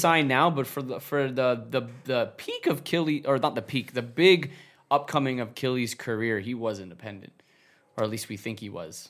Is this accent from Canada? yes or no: yes; Canada; we're Canadian